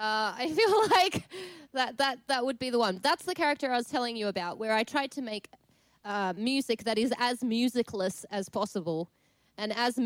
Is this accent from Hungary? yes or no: yes; Hungary; born there; but I come from a European background. So I was born in Hungary, and I have a Hungarian mum, obviously.